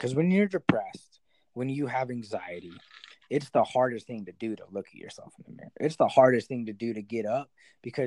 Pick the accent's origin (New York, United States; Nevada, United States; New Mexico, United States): New Mexico, United States; also born or lived in Houston; I moved back home to New Mexico, where I'm from